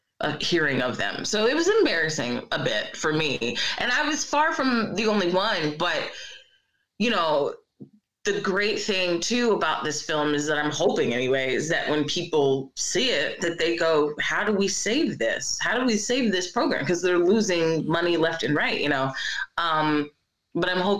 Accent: Philadelphia, Pennsylvania, United States; also born or lived in Brooklyn; I have lived in Philly my entire life

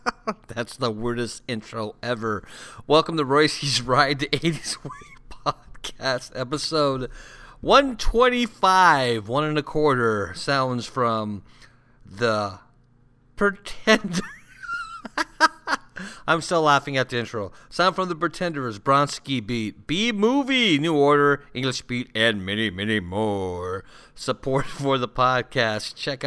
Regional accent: Santa Ana, California, United States; now in Sioux Falls, United States; So I grew up in Southern California, and I was born and raised in Santa Ana, California.

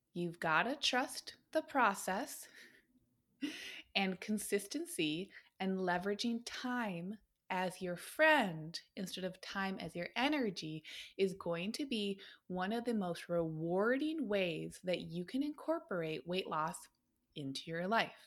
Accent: Minnesota, United States; now in Portland, United States; as a Minnesotan

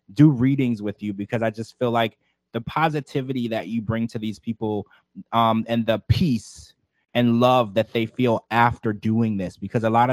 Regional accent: Louisiana, United States; I was raised in Louisiana where there was a lot of voodoo and witchcraft

